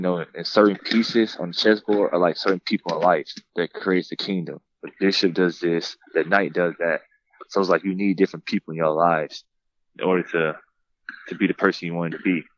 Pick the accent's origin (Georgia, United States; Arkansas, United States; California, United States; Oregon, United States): Georgia, United States; Douglasville; I grew up in Douglasville, Lithia Springs, uh, not too far from Atlanta